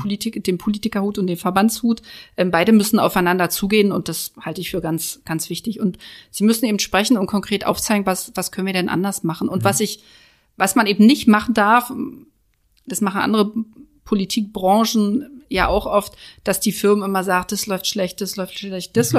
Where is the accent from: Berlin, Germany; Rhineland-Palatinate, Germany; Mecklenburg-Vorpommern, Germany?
Berlin, Germany; Und ich als Neuköllnerin ähm, bin ja auch groß geworden in der Hasenheide.